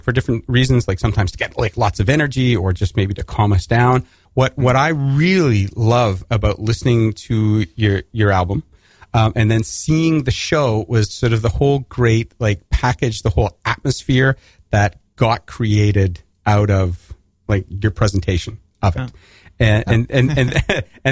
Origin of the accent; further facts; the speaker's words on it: Alberta, Canada; moved away; if you can't tell from my accent, I'm Canadian, and I grew up in Alberta